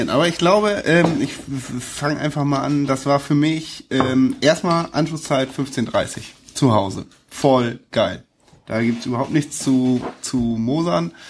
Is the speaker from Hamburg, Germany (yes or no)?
yes; Hamburg, Germany; für mich eines der letzten Spiele des FC St. Pauli, die ich als Hamburger erlebe.